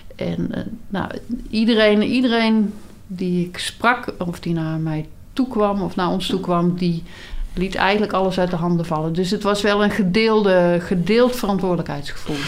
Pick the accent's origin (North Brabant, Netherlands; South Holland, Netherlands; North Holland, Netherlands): North Brabant, Netherlands; ik ben wel geboren en getogen in Brabant